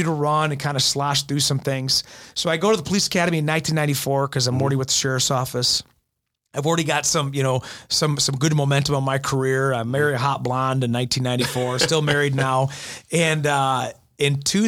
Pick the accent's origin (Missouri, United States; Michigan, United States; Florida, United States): Michigan, United States; Goodrich; also born or lived in Ohio / Grand Blanc; I started playing summer ball in Goodrich. That's where I grew up as a kid and then transferred to Grand Blanc